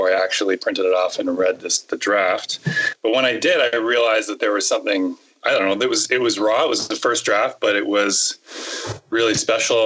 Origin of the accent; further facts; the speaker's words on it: Canada; we are Canadian